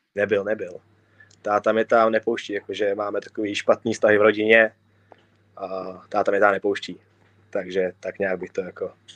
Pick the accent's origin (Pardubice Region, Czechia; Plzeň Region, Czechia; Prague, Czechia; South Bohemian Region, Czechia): Prague, Czechia; typický Pražák